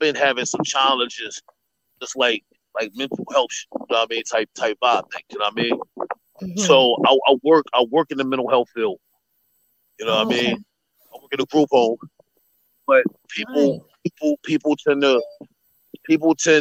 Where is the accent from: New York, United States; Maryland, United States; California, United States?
New York, United States; also born or lived in Philadelphia, Pennsylvania; I'm a New Yorker to the core, but I was born in Philly